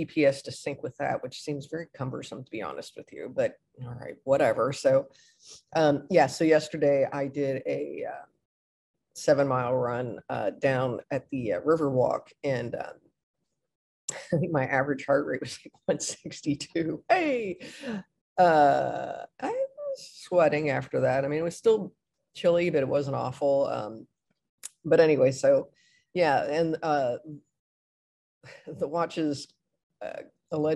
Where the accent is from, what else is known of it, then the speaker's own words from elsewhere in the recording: Midwest, United States; moved away as an adult; also born or lived in Gainesville, Florida; I'm from the Midwest